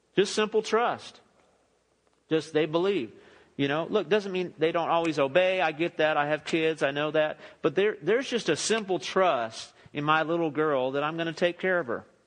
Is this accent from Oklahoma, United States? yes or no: no; Los Angeles, California, United States; moved away as an adult; now in Midland, United States; I grew up in the Los Angeles area